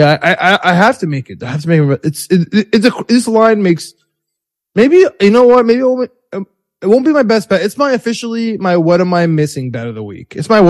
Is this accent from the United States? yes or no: yes; New York, United States; being a New Yorker